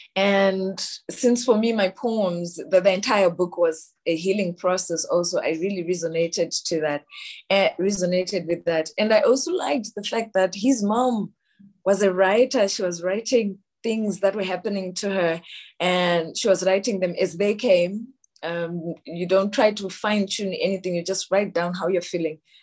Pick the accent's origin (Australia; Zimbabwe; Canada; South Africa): Zimbabwe; I am from Zimbabwe